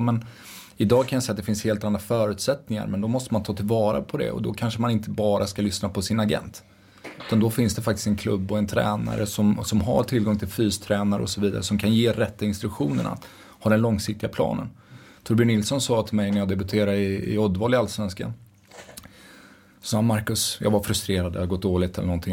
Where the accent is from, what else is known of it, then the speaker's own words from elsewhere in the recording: Dals-Ed, Västra Götaland, Sweden; Jag kommer från Dalsland, från Dals Ed. Jätteliten ort där